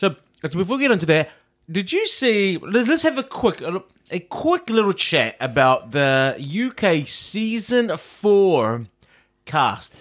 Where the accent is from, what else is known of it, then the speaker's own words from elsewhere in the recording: New Zealand; I am a Kiwi